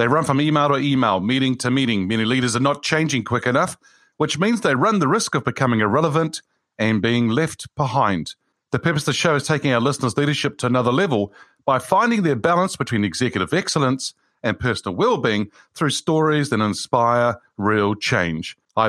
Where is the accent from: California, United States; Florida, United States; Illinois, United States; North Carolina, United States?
California, United States; born there; that's where I was born in the Bay Area there.